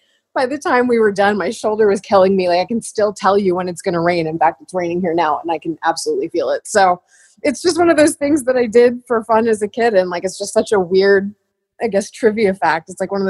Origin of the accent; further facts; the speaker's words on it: New Jersey, United States; I grew up in New Jersey